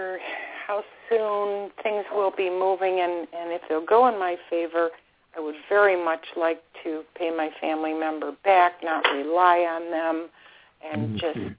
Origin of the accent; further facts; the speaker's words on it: Buffalo, New York, United States; now in Florida, United States; I'm calling from Florida, former upstate New York person myself